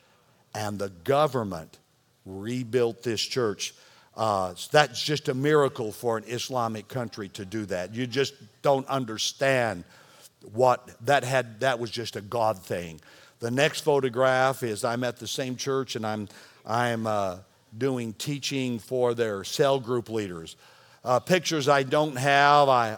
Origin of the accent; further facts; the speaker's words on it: Texas, United States; I'm from Texas